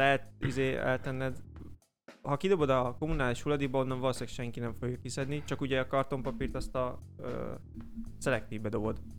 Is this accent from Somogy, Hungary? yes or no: yes; Somogy, Hungary; Somogyi vagyok